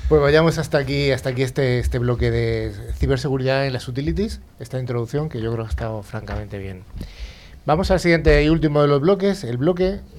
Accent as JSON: {"language": "Spanish", "town": "Madrid", "region": "Community of Madrid", "country": "Spain", "tie": "born or raised there", "said": "Soy de Madrid."}